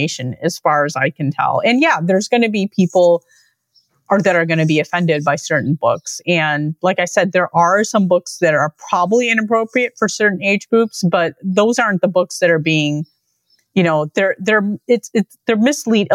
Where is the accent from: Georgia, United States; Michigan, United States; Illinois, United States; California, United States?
Illinois, United States; Lincolnwood; the library where I grew up in Lincolnwood